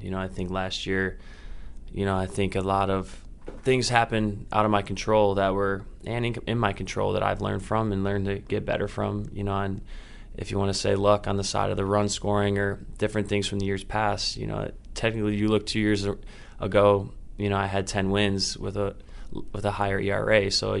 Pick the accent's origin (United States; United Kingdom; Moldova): United States; Indiana; I'm from Indiana, so the traveling is a little easier for my family, flying out of Chicago down to Florida.